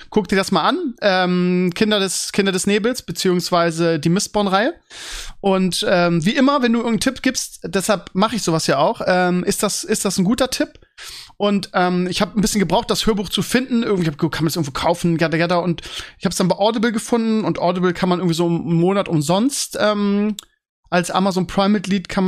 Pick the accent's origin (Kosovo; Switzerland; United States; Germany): Germany; Bremen; oh ja, das weiß ich als Bremer und als Mavs-Fan.